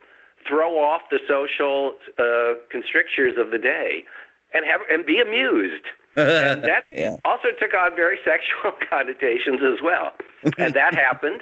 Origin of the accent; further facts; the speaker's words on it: Los Angeles, California, United States; moved away; I'm originally from Los Angeles